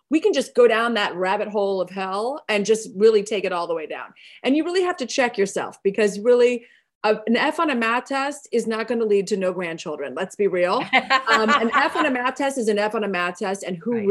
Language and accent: English; Southern United States, United States; also born or lived in New York; now in Los Angeles, United States; I'm I'm a Southerner. I've lost my accent, but I am a Southerner.